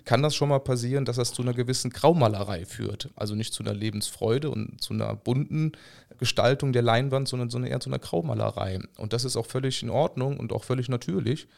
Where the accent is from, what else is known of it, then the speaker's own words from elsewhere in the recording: Rhineland, Germany; als Rheinländer